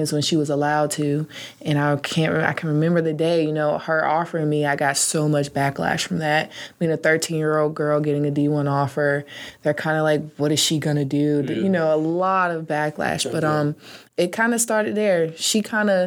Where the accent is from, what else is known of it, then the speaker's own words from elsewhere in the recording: Norfolk, Virginia, United States; I grew up basically in Norfolk, Virginia